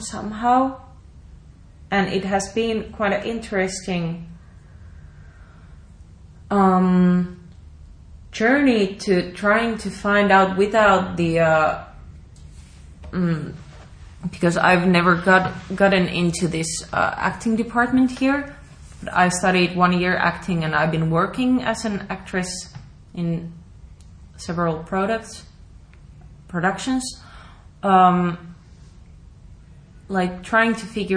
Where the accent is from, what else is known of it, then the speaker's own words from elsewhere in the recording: Oulu, North Ostrobothnia, Finland; moved away; In the city theater of my hometown in Oulu.